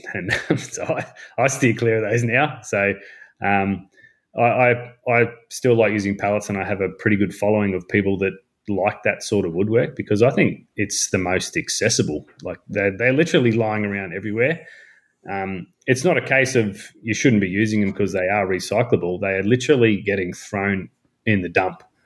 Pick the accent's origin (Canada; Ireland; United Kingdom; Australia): Australia; North Queensland; I am from North Queensland